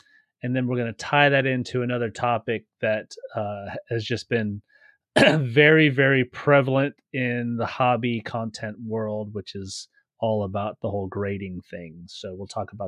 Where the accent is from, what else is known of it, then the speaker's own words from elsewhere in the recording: Charleston, South Carolina, United States; moved away; I grew up on the East Coast in Charleston